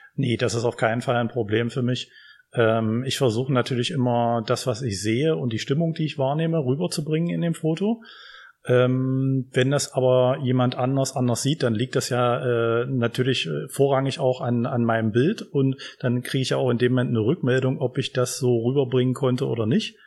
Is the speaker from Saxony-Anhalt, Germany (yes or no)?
yes; Magdeburg, Saxony-Anhalt, Germany; now in Halle, Germany; Ich komme ursprünglich aus Magdeburg